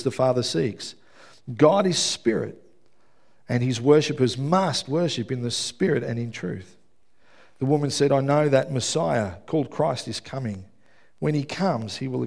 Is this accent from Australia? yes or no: yes; Melbourne, Victoria, Australia; I grew up in Melbourne. I grew up in West Footscray.